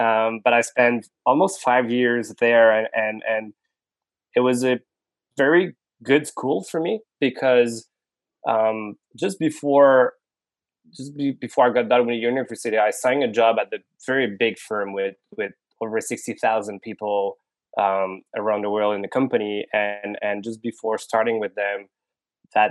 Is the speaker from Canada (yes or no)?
yes; Montreal, Quebec, Canada; also born or lived in Paris, France / Singapore; I was born in Montreal, born and raised actually.